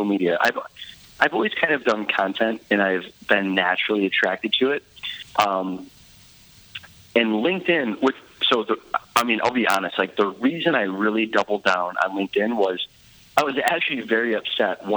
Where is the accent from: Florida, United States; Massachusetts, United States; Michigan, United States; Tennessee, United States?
Michigan, United States; Detroit; also born or lived in Grand Rapids, Michigan; I'm from Grand Rapids, Michigan, and, you know, born and raised in Detroit.